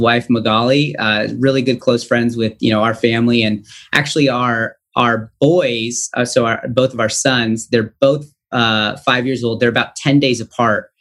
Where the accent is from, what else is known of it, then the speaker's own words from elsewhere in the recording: Stockton, California, United States; also born or lived in Valley Springs, California; So I was born in Stockton, California, which is a small, I guess not too small, but it's in the Central Valley of California, about 2 hours east of San Francisco. So I was born and raised there